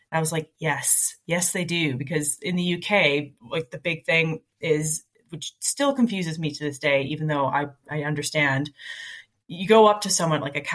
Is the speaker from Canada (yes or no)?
yes; Canada; the amount of time people say, I want to go to Canada when they find out I'm Canadian